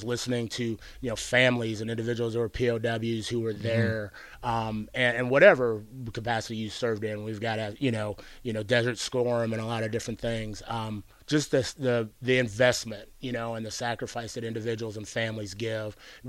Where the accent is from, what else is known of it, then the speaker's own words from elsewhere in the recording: Pittsburgh, Pennsylvania, United States; born there; also born or lived in Washington / Arizona; we lived in a number of different states, Washington State, Arizona. I was born in Pittsburgh